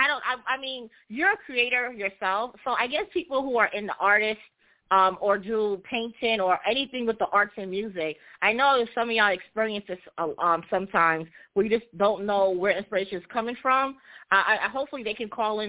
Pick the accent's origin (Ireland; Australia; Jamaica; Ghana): Jamaica; I'm also Jamaican